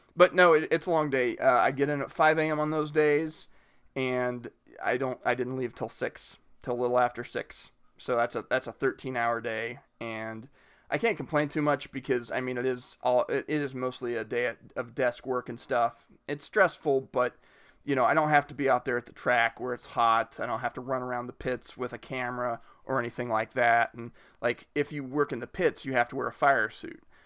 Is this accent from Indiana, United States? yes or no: yes; Richmond, Indiana, United States; I grew up near Richmond, Indiana.